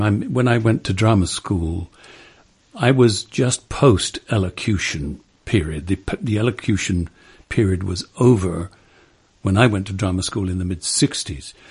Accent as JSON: {"language": "English", "region": "England", "country": "United Kingdom", "tie": "born or raised there", "said": "growing up in England"}